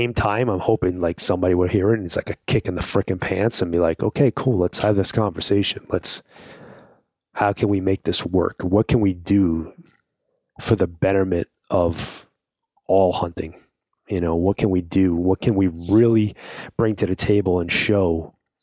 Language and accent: English; New York, United States; I'm from New York, you know, I'm from Brooklyn